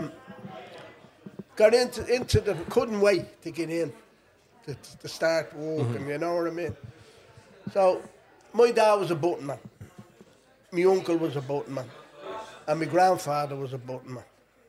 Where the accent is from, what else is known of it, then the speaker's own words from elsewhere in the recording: Dublin, Leinster, Ireland; I was born in Monto. Lived in a tenement house in Monto. And then we moved when the flats opened in the north wall in Sheriff Street.